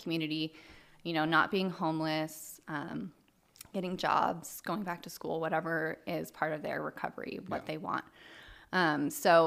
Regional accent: Medford, Oregon, United States; also born or lived in Puerto Rico; I'm born and raised in Medford, Oregon. Lived here my whole life.

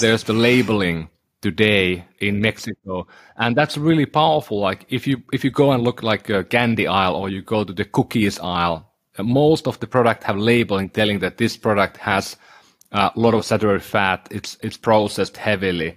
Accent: Oulu, North Ostrobothnia, Finland; moved away; my hometown in Oulu in Finland

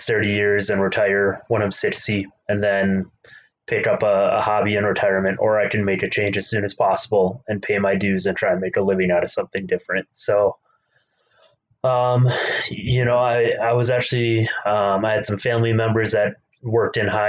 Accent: Minnesota, United States; So I grew up in Minnesota. I grew up on a hobby farm

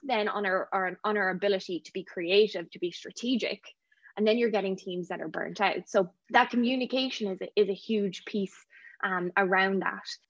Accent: Ireland; moved away as an adult; now in Vancouver, Canada; I'm from Ireland

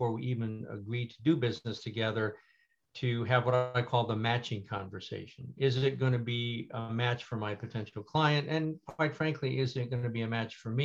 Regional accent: Midwest, United States; I grew up in the Midwest with my wonderful family

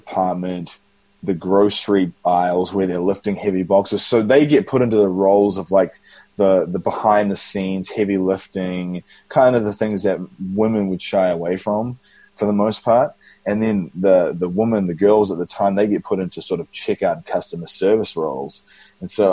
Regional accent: Auckland, New Zealand; moved away; In New Zealand, Auckland, New Zealand

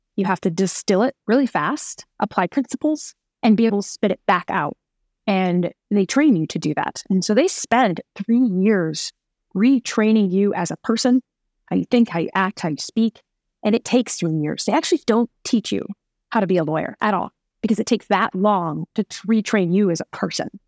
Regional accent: New York, United States; moved away as an adult; also born or lived in Phoenix; I'm a New Yorker

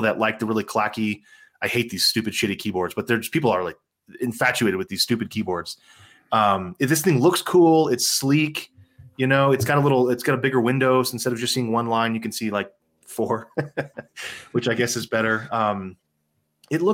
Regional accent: San Antonio, Texas, United States; I grew up in San Antonio, Texas

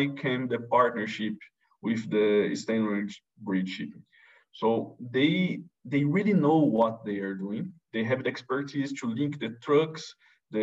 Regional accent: Brazil; moved away; I'm come from from Brazil

